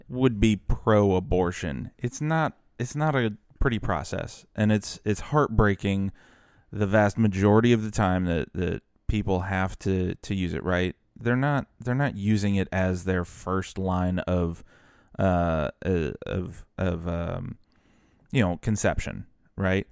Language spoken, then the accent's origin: English; New Orleans, Louisiana, United States; I grew up in the New Orleans metro area